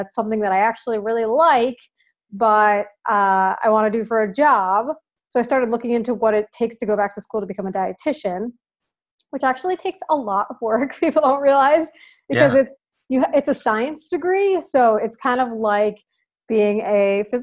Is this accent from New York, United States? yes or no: yes; Long Island, New York, United States; now in New York City, United States; I grew up on Long Island, New York, which is a little island outside of New York City